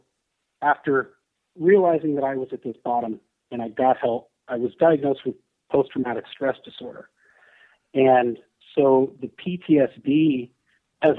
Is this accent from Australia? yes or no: no; San Francisco Bay Area, California, United States; I'm from the San Francisco Bay Area. Still live there.